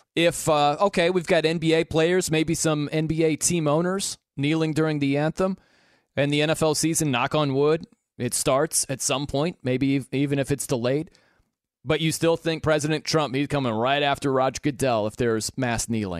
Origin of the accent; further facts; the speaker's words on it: South Bend, Indiana, United States; I'm from South Bend, Indiana